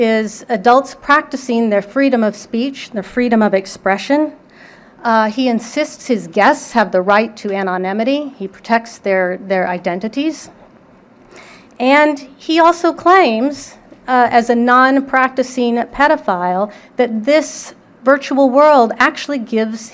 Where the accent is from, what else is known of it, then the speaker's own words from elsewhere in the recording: San Antonio, Texas, United States; I grew up in San Antonio, Texas